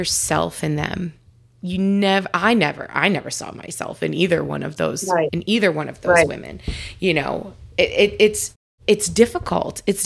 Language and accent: English; Long Island, New York, United States; I grew up out on Long Island, but very similar, super religious, very Catholic